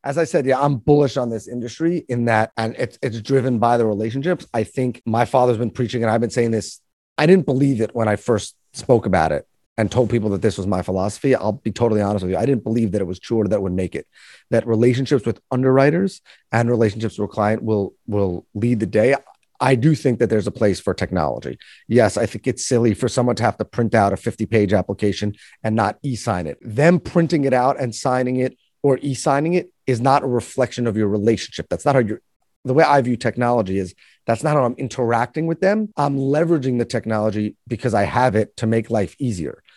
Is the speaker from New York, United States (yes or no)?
yes; New York, United States; born and raised in New York. That'll probably come out in this podcast 'cause I can't really hide it